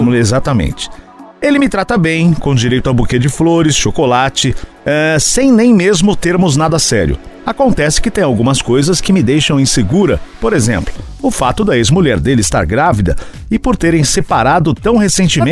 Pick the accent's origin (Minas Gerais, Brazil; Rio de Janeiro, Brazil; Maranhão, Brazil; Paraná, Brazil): Paraná, Brazil; Santa Amélia; moved away; minha terra. Nasci no Paraná, em Santa Amélia, há muito tempo atrás.